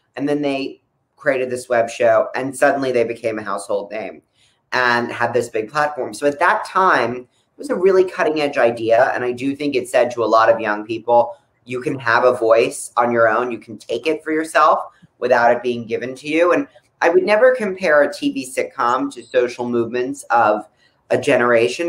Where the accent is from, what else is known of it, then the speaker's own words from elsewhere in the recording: Palm Beach, South Florida, United States; I was growing up in South Florida